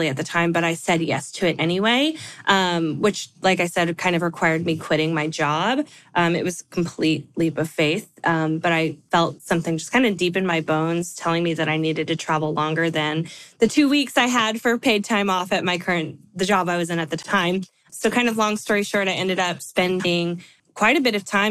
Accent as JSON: {"language": "English", "region": "California", "country": "United States", "moved": "yes", "lives_now": "Nashville, United States", "said": "I live in Nashville, like Stephanie, although I'm from California. I always like to say that because I love my home state"}